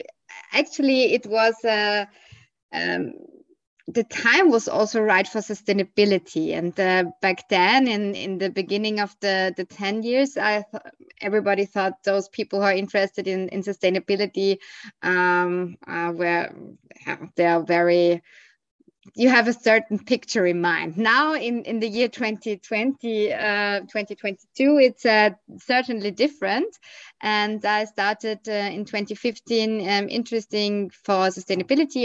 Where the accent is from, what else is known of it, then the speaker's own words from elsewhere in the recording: Vienna, Austria; I'm calling from Austria, Vienna, the capital of Austria, and I'm Viennese